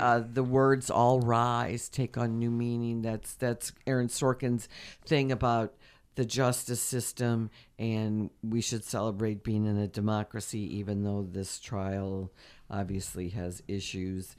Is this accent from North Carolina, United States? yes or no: no; St. Louis, Missouri, United States; We're from Saint Louis